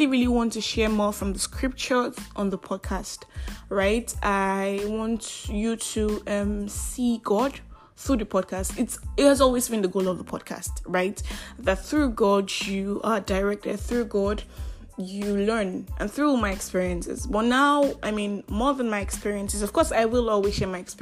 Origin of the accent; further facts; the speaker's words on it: Nigeria; I am that Nigerian Christian alcoholic